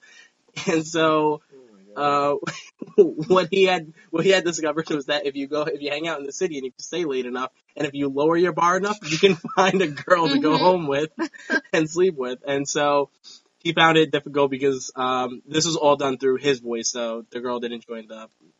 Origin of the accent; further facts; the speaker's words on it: New York, United States; I'm a New Yorker